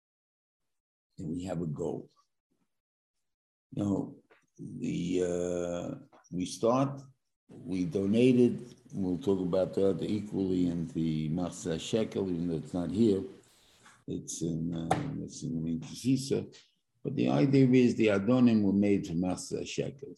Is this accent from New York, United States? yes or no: yes; New York, United States; I'm a New Yorker